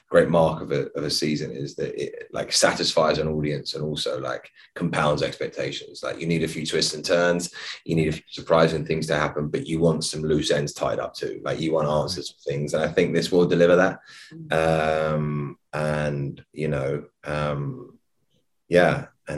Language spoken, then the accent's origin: English; London, United Kingdom; I was born and raised in London. I love my city. In many ways, I identify with being a Londoner over being English.